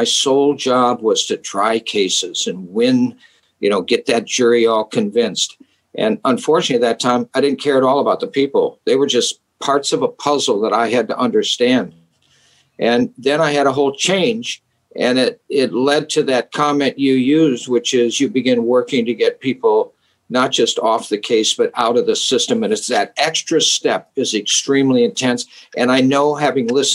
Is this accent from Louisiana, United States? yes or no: no; Minnesota, United States; moved away; I grew up in Minnesota